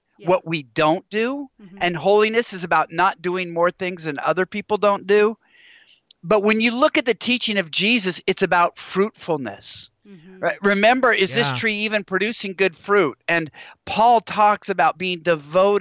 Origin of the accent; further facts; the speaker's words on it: Washington, United States; Growing up in Washington State